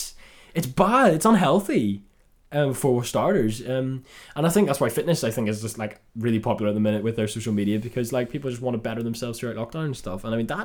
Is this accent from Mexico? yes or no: no; Northern Ireland, United Kingdom; We're Northern Irish, and there's a surfer, dude.